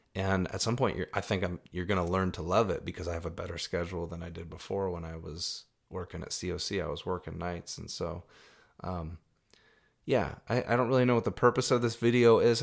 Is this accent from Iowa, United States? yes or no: yes; Iowa, United States; also born or lived in Arizona; when I was three years old, we moved from Arizona to Iowa.